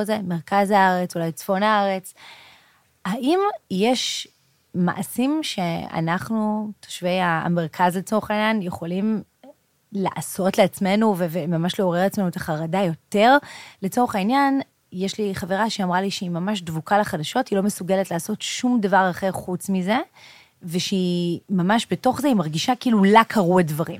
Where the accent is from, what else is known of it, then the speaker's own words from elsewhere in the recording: Israel; אנחנו ישראלים, גם אם נהיה במדינה שהיא איננה ישראל